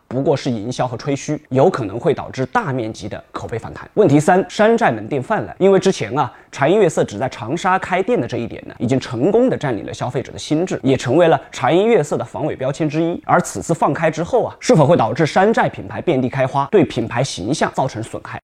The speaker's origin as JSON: {"language": "Chinese", "town": "Changsha", "region": "Hunan", "country": "China", "said": "作为一名长沙人"}